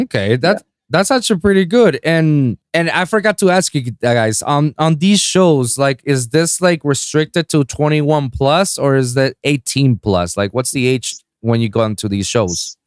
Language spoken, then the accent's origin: English; Puerto Rico; now in South Florida, United States; my hometown in Puerto Rico